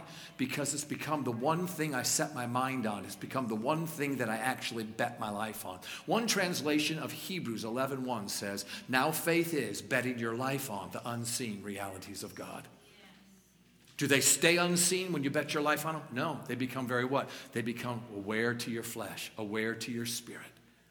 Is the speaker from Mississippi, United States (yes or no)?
no; New York, United States; Because I'm a New Yorker. Come on, somebody. You got to fold it, let it drip a little bit, and then eat it.